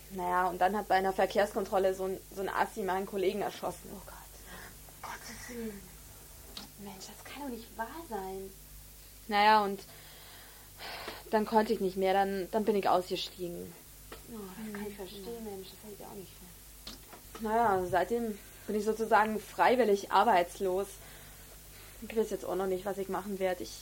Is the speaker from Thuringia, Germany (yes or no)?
no; Berlin, Germany; Ich, ähm, ich bin aus Berlin. Hört man ja wahrscheinlich.